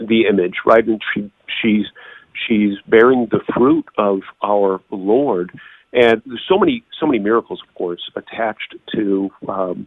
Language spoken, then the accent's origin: English; Indiana, United States; moved away as an adult; now in Texas, United States; home state is Indiana